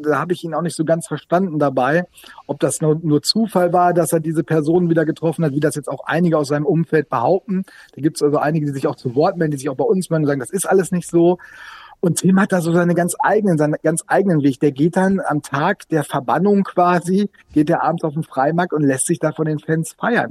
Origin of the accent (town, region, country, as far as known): Sauerland, North Rhine-Westphalia, Germany; now in Bremen, Germany